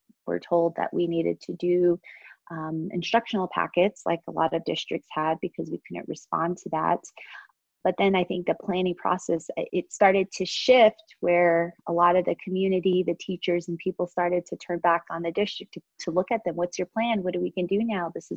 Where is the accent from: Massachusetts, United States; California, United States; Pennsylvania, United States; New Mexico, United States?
New Mexico, United States; Shiprock; also born or lived in Arizona / Gallup, New Mexico; I grew up here in Shiprock and Tisnaspas, which is in the Four Corners area